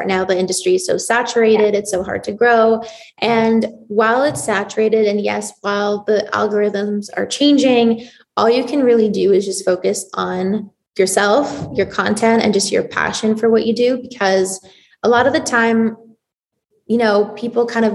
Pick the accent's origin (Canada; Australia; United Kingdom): Canada; Toronto, Ontario; also born or lived in Israel; I was born in Israel. So I moved to Toronto when I was 8